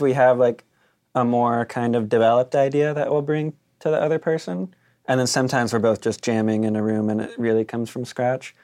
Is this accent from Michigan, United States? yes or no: no; Claremont, California, United States; I grew up in Claremont